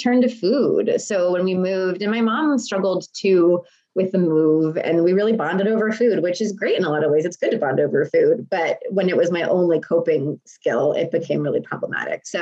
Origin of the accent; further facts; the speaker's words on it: Texas, United States; also born or lived in Lancaster, Pennsylvania / Harrisburg, Pennsylvania; we moved to Texas from Pennsylvania when I was 8